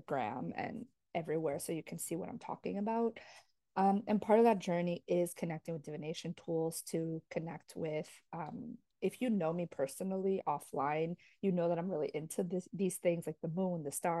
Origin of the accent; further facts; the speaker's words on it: New Jersey, United States; also born or lived in Paraguay (ancestry) / New York City; now in Florida, United States; I grew up in New Jersey, Jersey girl forever.